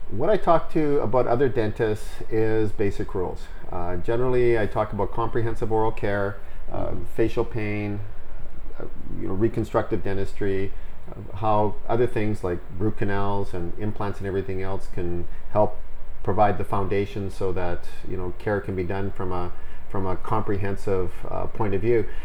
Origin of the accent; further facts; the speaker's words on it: Vancouver, British Columbia, Canada; Born and bred in Vancouver